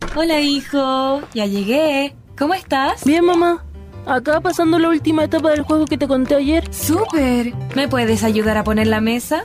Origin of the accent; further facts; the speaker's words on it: Chile; Nosotros nacimos y nos criamos acá